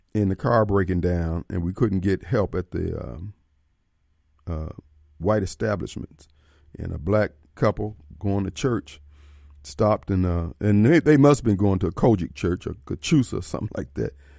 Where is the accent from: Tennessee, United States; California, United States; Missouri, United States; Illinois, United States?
Illinois, United States; Decatur; I grew up in Decatur, Illinois